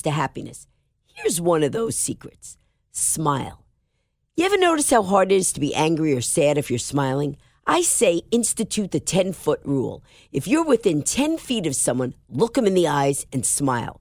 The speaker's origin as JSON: {"language": "English", "region": "New York", "country": "United States", "said": "I'm a New Yorker"}